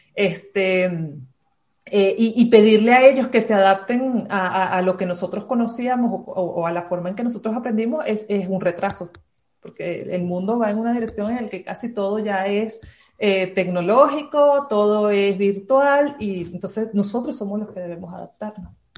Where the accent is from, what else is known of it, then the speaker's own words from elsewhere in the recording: Caracas, Capital District, Venezuela; moved away as an adult; also born or lived in Ciudad Bolívar, Venezuela; now in Ibarra, Ecuador; De Venezuela. Eh, viví toda mi vida en Caracas, pero soy de Ciudad Bolívar, más al sur. Nací allí.